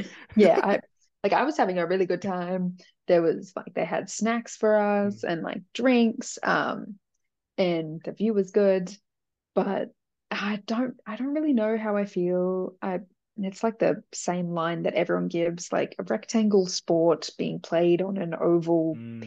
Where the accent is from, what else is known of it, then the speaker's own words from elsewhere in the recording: Melbourne, Victoria, Australia; I'm from Melbourne